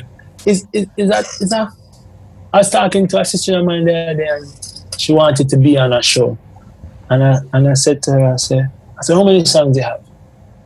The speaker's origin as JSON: {"language": "English", "country": "Jamaica", "said": "Jamaican people"}